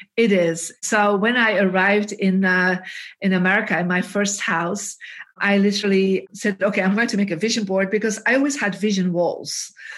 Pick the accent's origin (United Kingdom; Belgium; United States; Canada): Belgium; Bruges, Flanders; we are both from Bruges